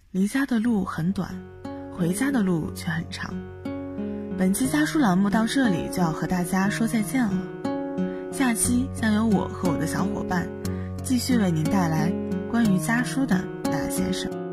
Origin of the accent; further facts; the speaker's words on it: Baoji, Shaanxi, China; moved away as an adult; now in Nanjing, China; 来自陕西宝鸡。我在南京大学